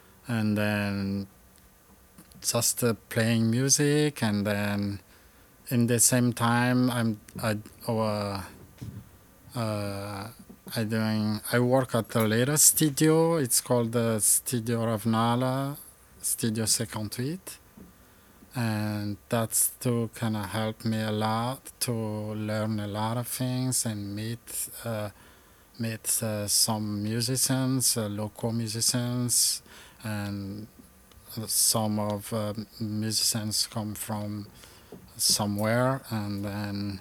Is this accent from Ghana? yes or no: no; Toamasina, Atsinanana, Madagascar; English is a second language; moved away as an adult; also born or lived in Antananarivo, Madagascar; now in Vermont, United States; I grew up in Tamatave, so one of the provinces in Madagascar